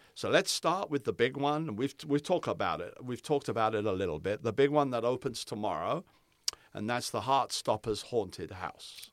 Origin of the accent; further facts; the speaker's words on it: Palm Springs, California, United States; moved away; I'm from Palm Springs. I lived in Palm Springs